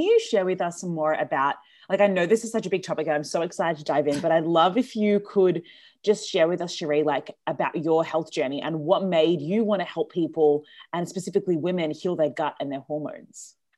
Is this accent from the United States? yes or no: no; Australia; I'm from Australia